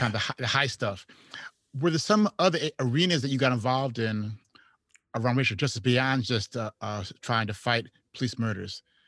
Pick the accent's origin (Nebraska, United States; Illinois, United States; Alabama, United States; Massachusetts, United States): Illinois, United States; Chicago; also born or lived in Houston; I'm from Chicago